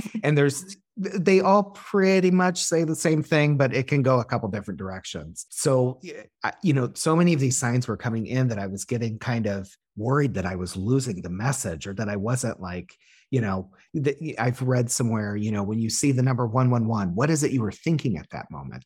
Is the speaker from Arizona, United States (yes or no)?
no; Illinois, United States; moved away; the area code that I my hometown is